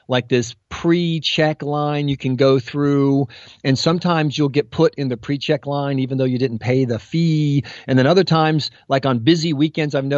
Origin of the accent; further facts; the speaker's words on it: United States; I'm an American